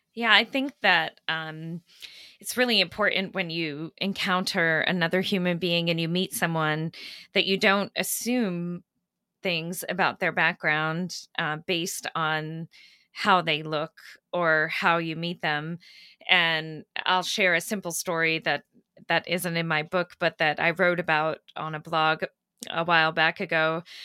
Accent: Maine, United States; also born or lived in Kenya; I grew up in Maine, uh, which is where my mother comes from

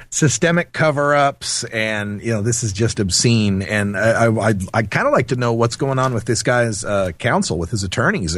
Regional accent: Idaho, United States; I grew up in Idaho, and I kind of understand the Intermountain West mentality

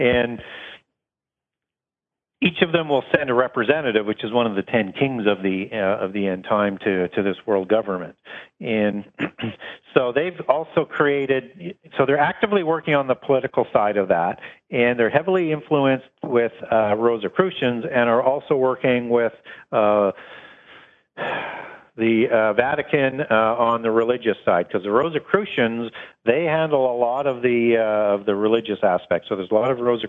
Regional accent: Canada; from Canada

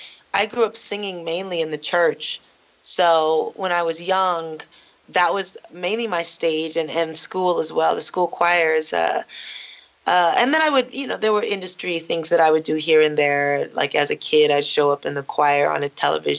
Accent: Los Angeles, California, United States; I was born in North Hollywood, and I grew up in the center of North Hollywood and the Valley and all of L.A.

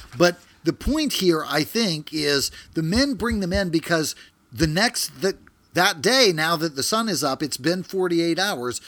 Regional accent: Louisiana, United States; I'm from Louisiana

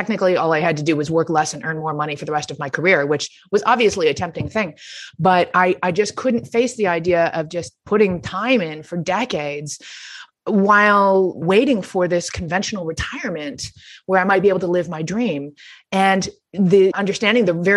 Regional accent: Toronto, Ontario, Canada; moved away as an adult; I returned to my hometown of Toronto

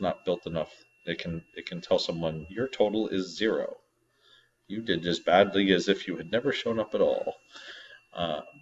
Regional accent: New England, United States; I'm from New England

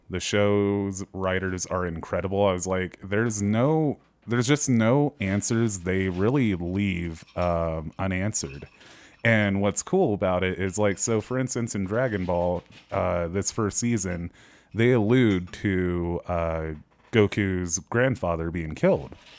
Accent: United States; we're, we're American

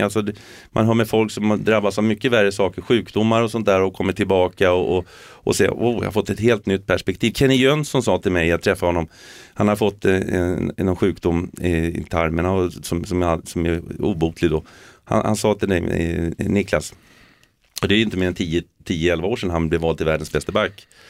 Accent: Sweden; moved away; also born or lived in England; vi är ju svenskar eh, och, och, och vi har, jag har ju det arvet med mig.

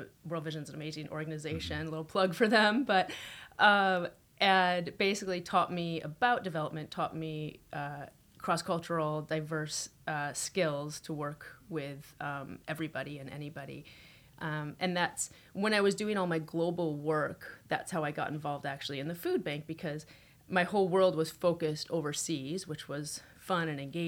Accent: United States; now in Toronto, Canada; I grew up in the States, middle income, upper income, suburb.

